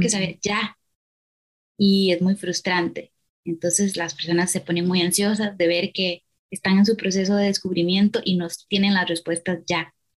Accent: Costa Rica; soy psicóloga de Costa Rica

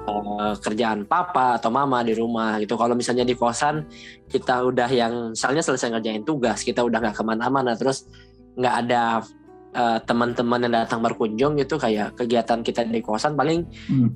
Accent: Kalimantan, Indonesia; moved away as an adult; aku dari Kalimantan

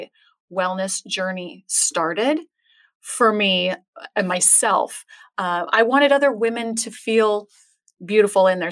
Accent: Tempe, Arizona, United States; also born or lived in Scottsdale, Arizona / Flagstaff, Arizona / California; I am a native Arizonan. Mm-hmm. I was born in Scottsdale and okay. raised in Tempe

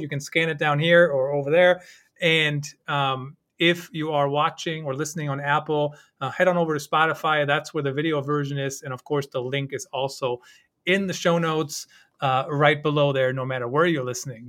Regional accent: Germany; moved away; growing up in Germany

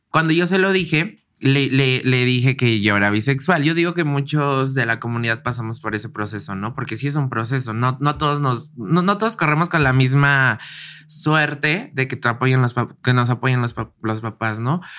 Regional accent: Mexico City, Mexico; Sí, soy de la Ciudad de México.

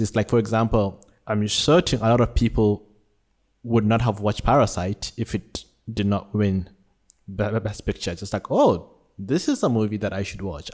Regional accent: Nigeria; born or raised there; now in Malaysia

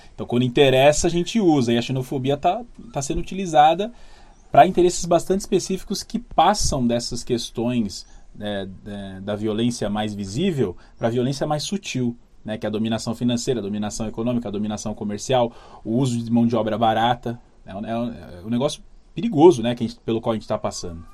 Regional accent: São Paulo, Brazil; a gente é aqui de São Paulo

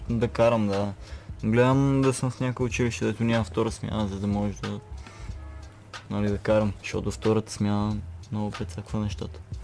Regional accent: Sandanski, Blagoevgrad Province, Bulgaria; also born or lived in Petrich; роден нали, в Петри, живеех Сандански след това

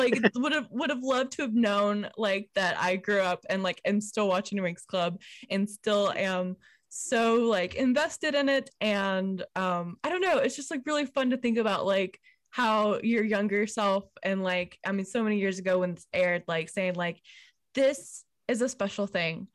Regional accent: United States; growing up in America

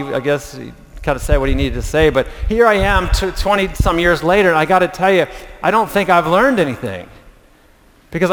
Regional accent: Reading, Pennsylvania, United States; moved away; I grew up with Teresa in Pennsylvania, going to Reading Junior Academy together

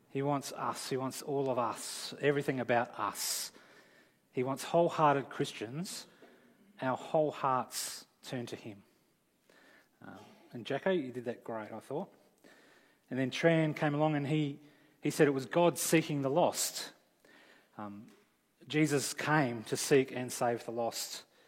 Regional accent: Australia

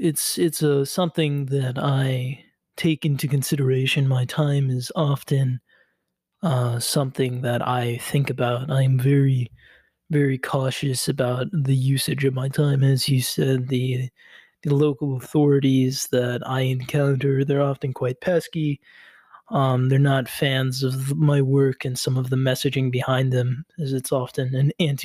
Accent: Coral City, Florida, United States; I grew up in Coral City, which is sort of a small outskirt of Miami.

